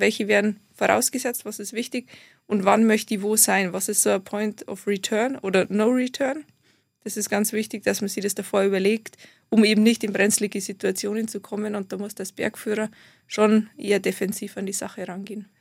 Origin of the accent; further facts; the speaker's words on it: Garmisch-Partenkirchen, Bavaria, Germany; Ich komme aus Garmisch-Partenkirchen